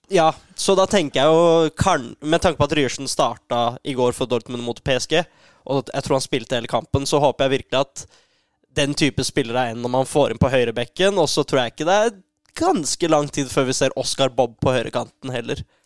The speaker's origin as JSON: {"language": "Norwegian", "region": "Oslo", "country": "Norway", "said": "Jeg er jo fra Oslo"}